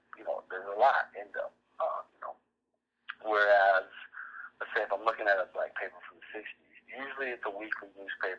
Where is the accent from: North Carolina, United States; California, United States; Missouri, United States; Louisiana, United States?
California, United States; Southern; now in Grand Rapids, United States; I'm from Southern California